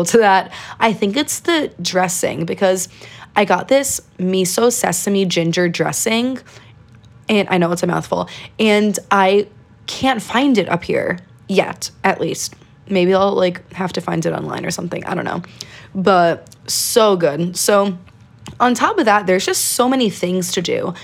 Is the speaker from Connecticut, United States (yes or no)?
yes; Connecticut, United States; I am from Connecticut. I do live here.